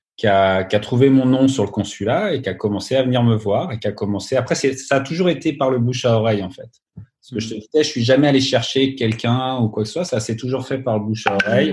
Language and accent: French; Burgundy, Bourgogne-Franche-Comté, France; moved away as an adult; also born or lived in Minneapolis, United States; now in Los Angeles, United States; je viens de Bourgogne, mes grands-parents sont de Bourgogne